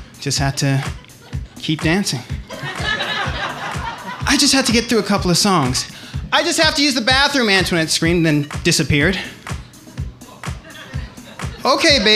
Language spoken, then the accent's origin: English; Berkeley, California, United States; moved away as an adult; now in Chicago, United States; I grew up in Berkeley